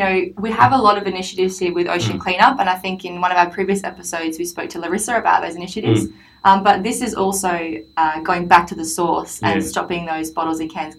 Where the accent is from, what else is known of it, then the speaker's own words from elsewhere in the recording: Adelaide, South Australia, Australia; now in Gold Coast, Australia; growing up in Adelaide